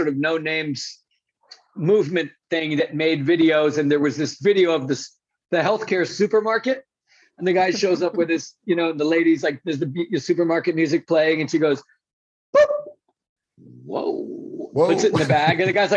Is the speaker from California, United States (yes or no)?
no; New York City, New York, United States; I grew up in New York City.